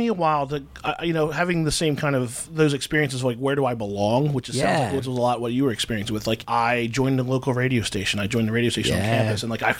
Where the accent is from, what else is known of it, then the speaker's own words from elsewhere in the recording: Glassboro, New Jersey, United States; I'm from South Jersey, Glassboro.